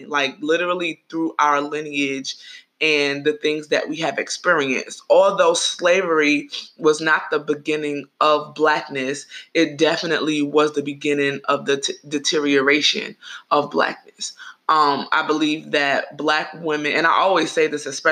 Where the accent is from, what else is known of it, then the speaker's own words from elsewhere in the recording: New York, United States; I'm from New York